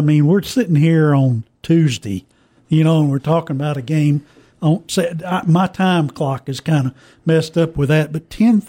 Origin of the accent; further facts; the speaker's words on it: New Orleans, Louisiana, United States; I'm from New Orleans